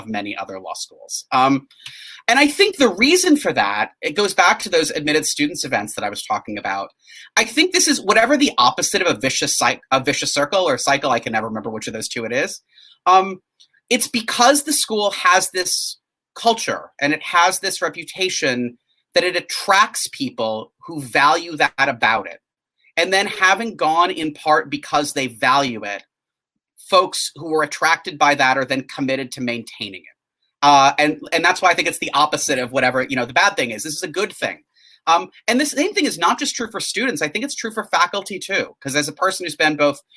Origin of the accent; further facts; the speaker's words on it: northern Wisconsin, United States; moved away as an adult; also born or lived in St. Paul, Minnesota; now in Charlottesville, United States; I grew up in a small town in the Midwest in sort of northern Wisconsin